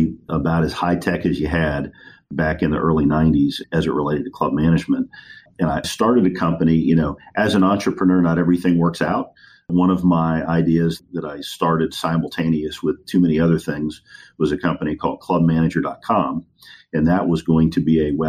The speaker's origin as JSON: {"language": "English", "town": "Lafayette", "region": "Louisiana", "country": "United States", "tie": "born or raised there", "also_born_or_lived": "Washington, D.C. / New Orleans", "said": "I kind of grew up in Louisiana. I can certainly consider Louisiana my home"}